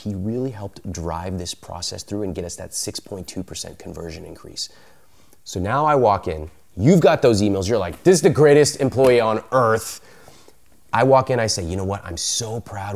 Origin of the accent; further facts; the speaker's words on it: United States; I grew up in America, but I have a lot of Indian culture around me